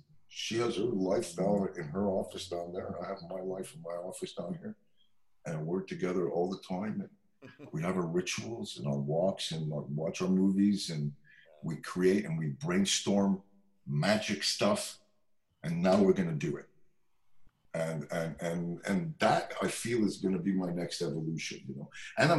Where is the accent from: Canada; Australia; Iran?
Canada; Montreal, Quebec; And Rhonda Smith is a dear friend of mine from very long, we're both from Montreal.